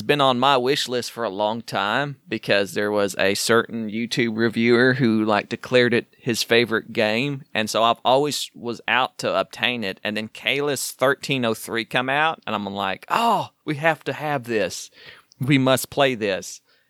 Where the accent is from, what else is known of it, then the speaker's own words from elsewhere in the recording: Wynnewood, Oklahoma, United States; I was born in Wynnewood, Oklahoma.